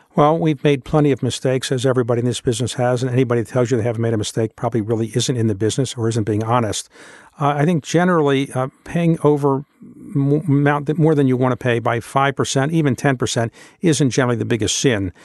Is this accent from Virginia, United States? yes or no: no; Baltimore, Maryland, United States; moved away as an adult; when I was growing up in Baltimore, Baltimore was the eighth largest city in the United States